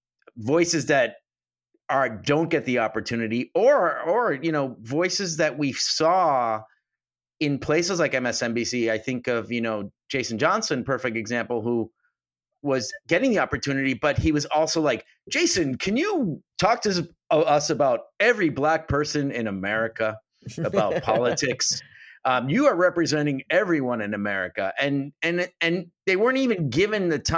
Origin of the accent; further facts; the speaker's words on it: Puerto Rico; moved away; also born or lived in Bronx, New York / Boston; I was born and raised in Puerto Rico, and then I went to the Bronx, and then I went to Boston.